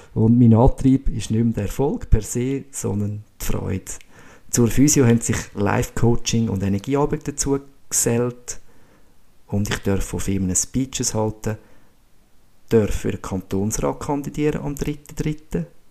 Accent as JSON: {"language": "German", "town": "Ibach", "region": "Schwyz", "country": "Switzerland", "tie": "born or raised there", "also_born_or_lived": "Stams, Austria", "said": "Aufgewachsen bin ich in Ibach, bei Schweiz, und habe da dürfen glückliche, spielende Kindheit erleben."}